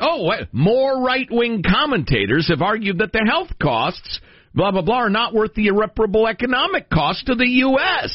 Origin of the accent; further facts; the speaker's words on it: Italy; I was born in Italy myself.